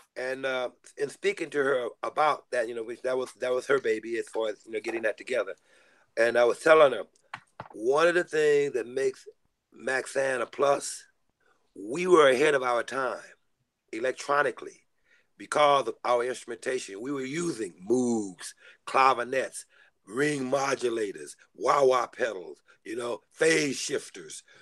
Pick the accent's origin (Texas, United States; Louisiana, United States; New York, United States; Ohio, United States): Texas, United States; also born or lived in Houston; now in Los Angeles, United States; I come from Texas